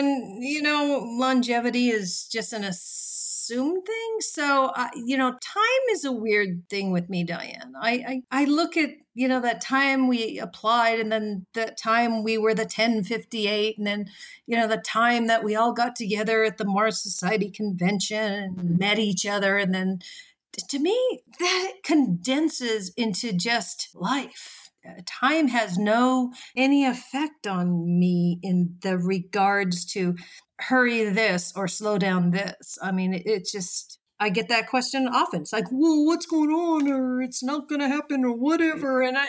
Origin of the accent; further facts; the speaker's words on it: Japan; born there; also born or lived in Australia; I've lived in Australia. I was born in Japan.